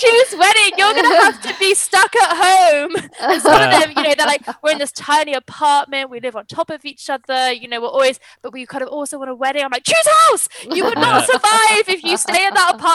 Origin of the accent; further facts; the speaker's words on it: United Kingdom; I am British as well